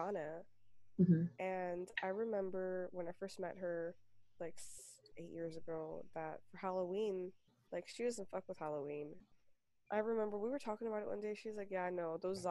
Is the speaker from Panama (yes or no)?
yes; Panama; I was born in Panama